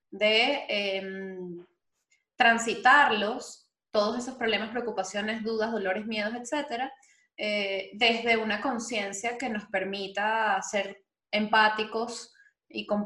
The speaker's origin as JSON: {"language": "Spanish", "country": "Venezuela", "said": "Vamos a reconciliarnos entonces todos como venezolanos."}